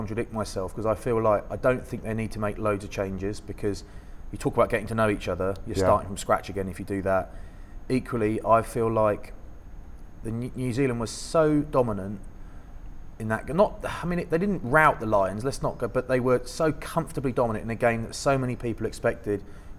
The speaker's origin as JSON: {"language": "English", "country": "United Kingdom", "said": "You know, we're British."}